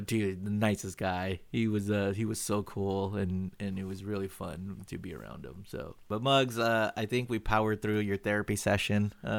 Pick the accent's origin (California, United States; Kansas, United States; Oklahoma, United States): California, United States; Los Angeles; I was born and raised East LA.